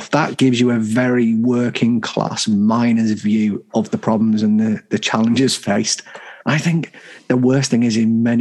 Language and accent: English; Dubai, United Arab Emirates; What do you do? I'm from Dubai.